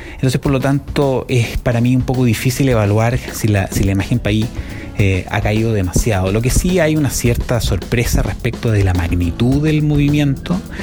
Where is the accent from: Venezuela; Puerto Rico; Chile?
Chile; moved away as an adult; now in Norway; yo soy chileno y vivo desde hace dos años y medio de acá en Noruega